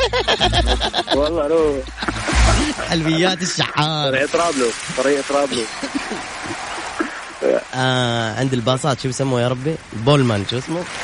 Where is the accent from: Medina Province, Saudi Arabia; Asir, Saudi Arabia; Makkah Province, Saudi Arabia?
Asir, Saudi Arabia; Abha; من ابها